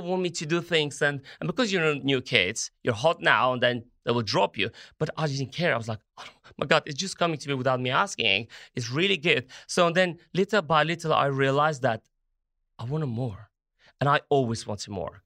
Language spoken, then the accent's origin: English; Armenia; English is a second language; moved away as an adult; also born or lived in Italy; as an Armenian